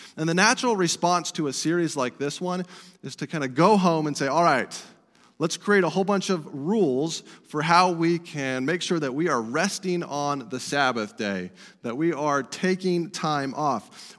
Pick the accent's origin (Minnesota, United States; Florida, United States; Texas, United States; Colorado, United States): Colorado, United States; Estes Park; my hometown where I grew up, Estes Park, Colorado